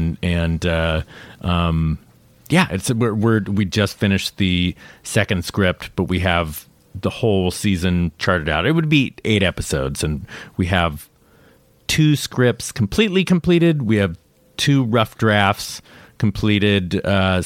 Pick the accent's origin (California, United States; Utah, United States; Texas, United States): California, United States; Lafayette; I'm from Northern California, outside San Francisco, a place called Lafayette